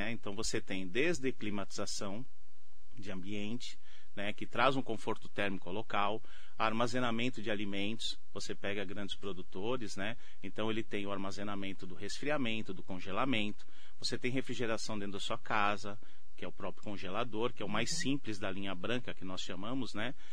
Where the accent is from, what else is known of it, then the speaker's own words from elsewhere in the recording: São Paulo, Brazil; Sou de São Paulo.